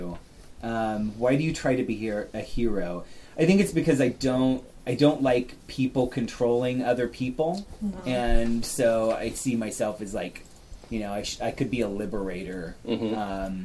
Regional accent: Chickasaw Nation, Oklahoma, United States; I grew up in the Chickasaw Nation, but I'm Choctaw.

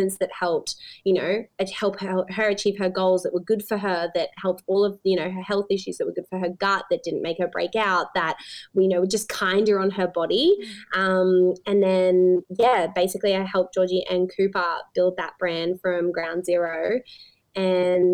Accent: Sunshine Coast, Queensland, Australia; moved away as an adult; also born or lived in Brisbane; now in Gold Coast, Australia; I grew up on the Sunshine Coast. That's where I spent my early years.

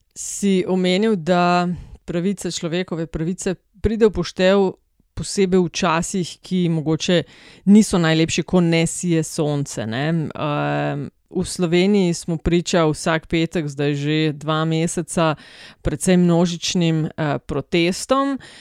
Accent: Slovenia; smo Slovenci

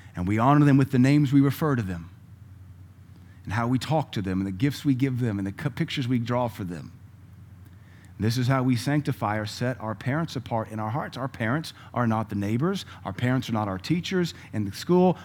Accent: United States; I'm an American

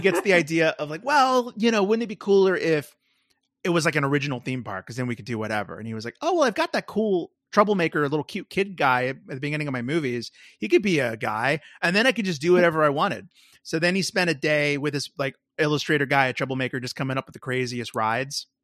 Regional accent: Arlington, Texas, United States; my hometown of Arlington, Texas

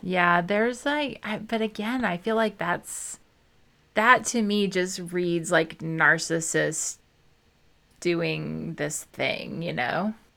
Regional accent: Midwest, United States; I was raised in the Midwest, like, Southern Midwestern

